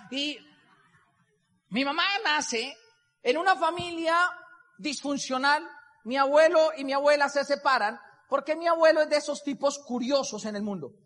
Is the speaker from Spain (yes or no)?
no; Boyacá, Colombia; moved away; also born or lived in Bogotá; Soy boyacense de pura raza. Soy de esos boyacenses de cepa, cepa, cepa, de esos que en algún momento se les coloreteó acá. Y crecí con toda la crianza boyacense